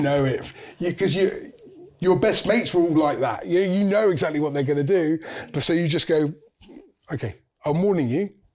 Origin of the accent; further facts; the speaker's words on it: St Albans, East of England, United Kingdom; I'm from St Albans in Hertfordshire, so I'm from just north of London.